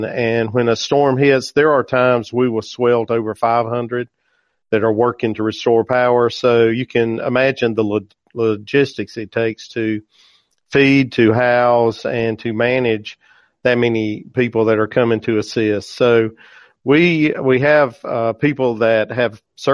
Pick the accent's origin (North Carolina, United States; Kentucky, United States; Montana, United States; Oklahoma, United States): North Carolina, United States; Bennett; I am from Bennett, North Carolina, just a small town. I'm just a country boy. I grew up on a part-time farm